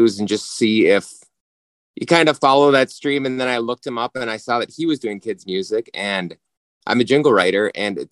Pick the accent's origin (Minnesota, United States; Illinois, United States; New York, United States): Minnesota, United States; we're from Minnesota